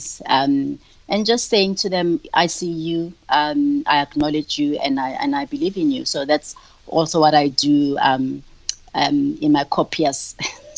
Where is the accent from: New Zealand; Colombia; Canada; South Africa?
South Africa; Hebron, North West; now in Johannesburg, South Africa; I grew up in Hebron, in the Northwest